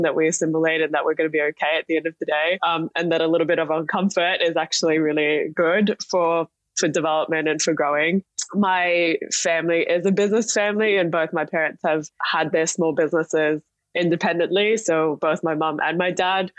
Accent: Singapore; moved away; also born or lived in Perth, Australia; I grew up in Singapore where I was born. I was there till I was 10, and then I moved to Perth, of all cities in Australia. And I was there for a couple of years, and then actually moved back to Singapore, went to an international school.

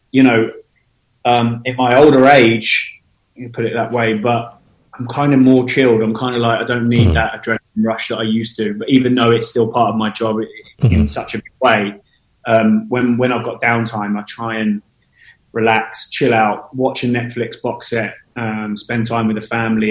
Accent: Portsmouth, South East England, United Kingdom; moved away as an adult; now in London, United Kingdom; I grew up in the UK. I was born in Portsmouth on the south coast, and I've been living in London now since I was 19

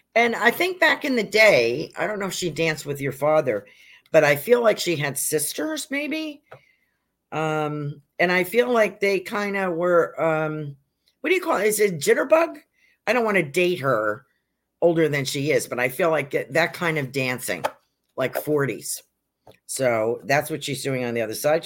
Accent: North Salem, New York, United States; now in Sarasota, United States; when I was growing up in North Salem, New York

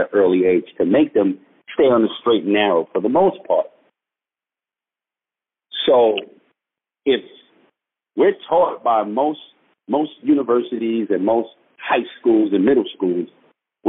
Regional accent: New York, United States; moved away; growing up in New York

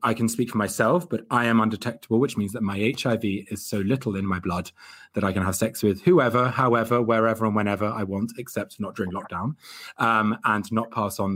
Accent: Hertfordshire, East of England, United Kingdom; I'm a Gemini from Hertfordshire

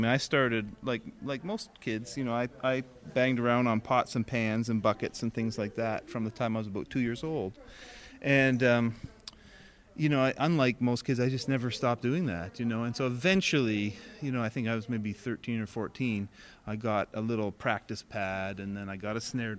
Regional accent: Oshawa, Ontario, Canada; Oshawa, Ontario.

